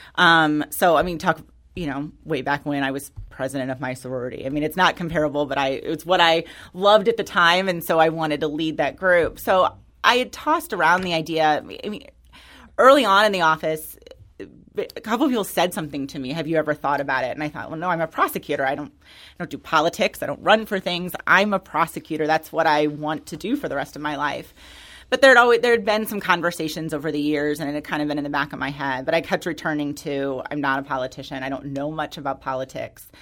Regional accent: Florissant, Missouri, United States; I grew up in North County. I'm from Florissant

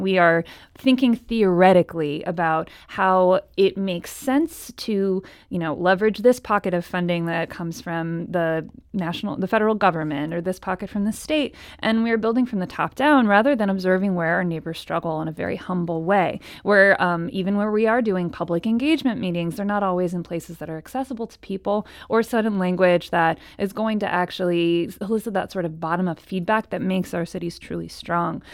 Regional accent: Cleveland, Ohio, United States; moved away as an adult; now in St. Louis, United States; I'm from Cleveland, Ohio

